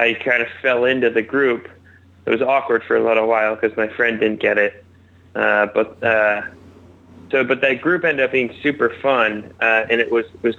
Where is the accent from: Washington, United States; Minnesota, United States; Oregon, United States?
Washington, United States; Seattle; moved away as an adult; also born or lived in Providence, Rhode Island; From Seattle, Washington, originally